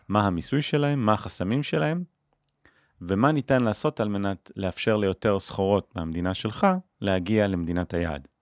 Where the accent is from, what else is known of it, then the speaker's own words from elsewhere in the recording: Israel; אני מישראל